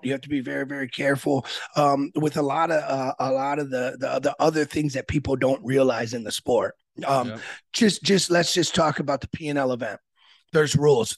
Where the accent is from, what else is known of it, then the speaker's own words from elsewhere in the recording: Aurora, Illinois, United States; I was born in Aurora, Illinois